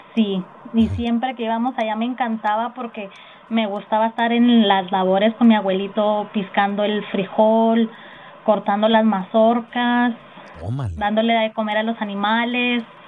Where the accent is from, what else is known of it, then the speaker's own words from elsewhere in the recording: Albuquerque, New Mexico, United States; yo soy de aquí de Albuquerque, Nuevo México